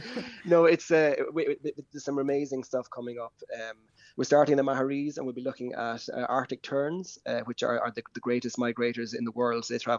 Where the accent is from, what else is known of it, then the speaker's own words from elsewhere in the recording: Bantry, Munster, Ireland; But I've always been enchanted about with the islands ever since growing up in Bantry Bay, and we'd go out to them.